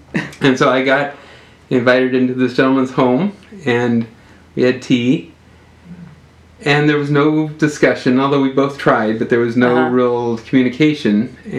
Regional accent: Kansas City, United States; I was born in Kansas City.

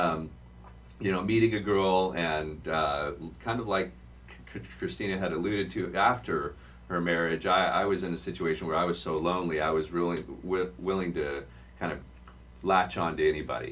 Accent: Riverside, California, United States; also born or lived in Orange County, California; I born and raised in Riverside, California.

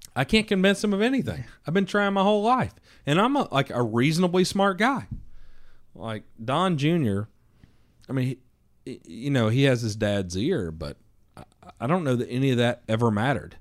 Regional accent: the South, United States; I'm from the South

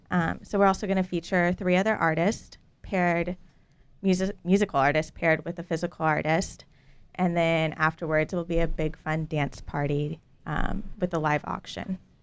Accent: Dallas, Texas, United States; I was raised in Dallas.

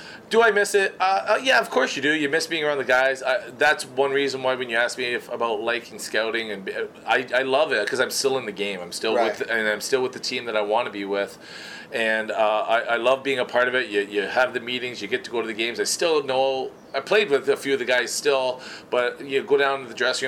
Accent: Cambridge, Ontario, Canada; moved away as an adult; also born or lived in Edmonton, Canada; now in Detroit area, United States; I grew up in my hometown, Cambridge, Hesper, Ontario. I should say Hesper, but it's Cambridge on the map, and I grew up there.

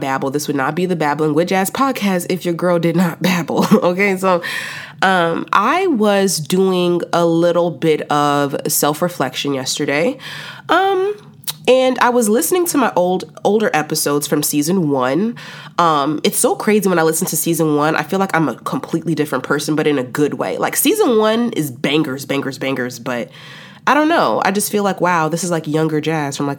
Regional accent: Chicago, Illinois, United States; moved away as an adult; now in Texas, United States; I went back home to the Shy for the summer

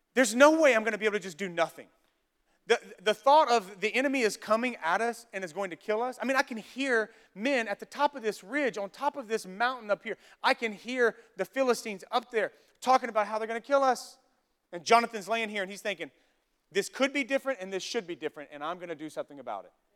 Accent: Louisiana, United States; I'm from Louisiana, from the South

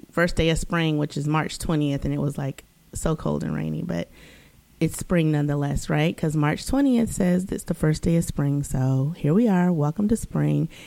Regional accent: East Coast, United States; okay, I'm from the East Coast, it's weather, it happens.

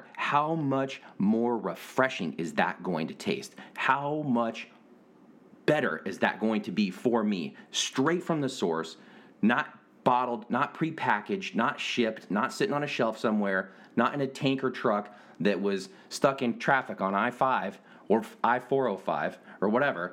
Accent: Washington, United States; moved away; growing up in Washington

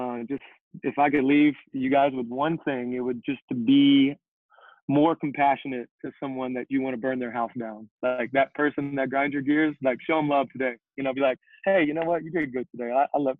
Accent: the South, United States; moved away as an adult; also born or lived in South Carolina; now in New York, United States; I'm torn because I'm from the South.

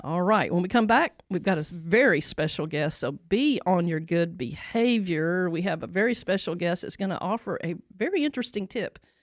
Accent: the South, United States; I'm from the South, so I'm gonna say y'all

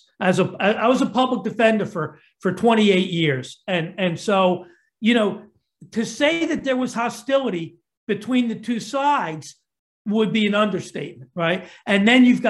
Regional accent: Philadelphia, Pennsylvania, United States; Philadelphia, my hometown

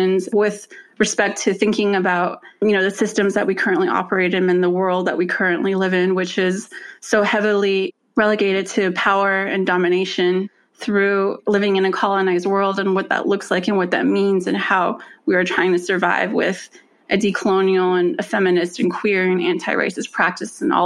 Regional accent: Sawmill, Arizona, United States; moved away as an adult; now in Providence, United States; I was born and raised on the Navajo Nation in the Fort Defiance Agency, which is located in the northeastern part of Arizona in a small town, Sawmill, Arizona.

